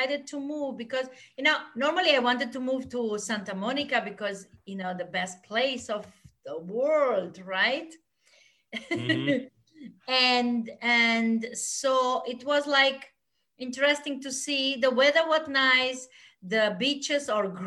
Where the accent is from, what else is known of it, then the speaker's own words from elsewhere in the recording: Austria; moved away as an adult; now in Mallorca, Spain; I am from Austria. I am Austrian, living in Spain because of the weather